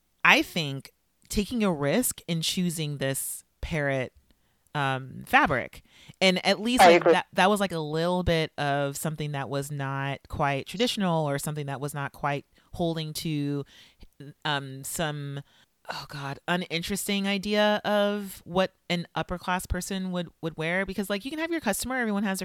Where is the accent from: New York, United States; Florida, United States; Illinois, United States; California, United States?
California, United States; Los Angeles; I grew up in South LA, which is a part